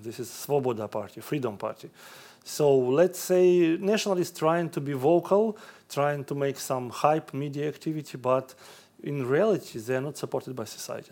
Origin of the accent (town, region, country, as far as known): Ukraine